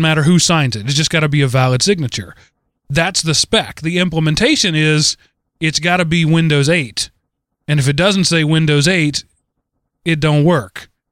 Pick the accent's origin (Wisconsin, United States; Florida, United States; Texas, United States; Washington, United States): Texas, United States; East; East Texas is that's where I'm from. That is my home